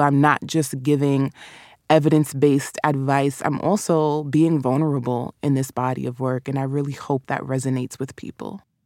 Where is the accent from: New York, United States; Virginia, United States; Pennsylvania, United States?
New York, United States; accent: New York; Caribbean; also born or lived in Caribbean; my New York accent